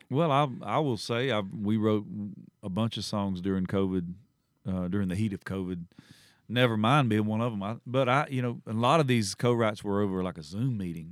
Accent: Southeast Georgia, United States; I grew up in Southeast Georgia, and my, h, my high school was the Bulldogs.

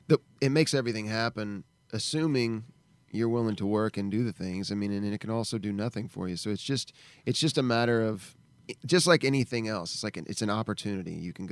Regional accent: Texas, United States

